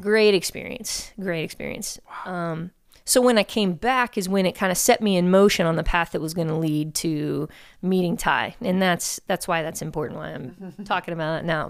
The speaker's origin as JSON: {"language": "English", "town": "Houston", "region": "Texas", "country": "United States", "tie": "born or raised there", "said": "born and raised here in Houston"}